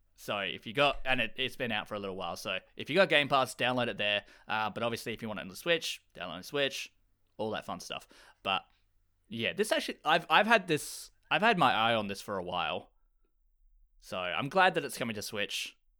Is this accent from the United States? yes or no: no; Australia; I'm Australian.